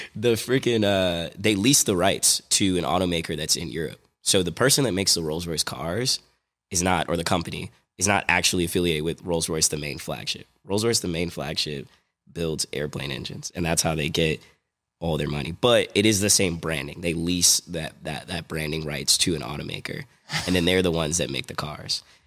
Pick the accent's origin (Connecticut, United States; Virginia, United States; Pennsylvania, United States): Virginia, United States; moved away; also born or lived in New Jersey / New York City / DMV (Washington DC area) / Midwest; I'm a kid from New Jersey. I grew up in Virginia, um, moved to New York City, spent some time in the D M V, and then moved to the Midwest.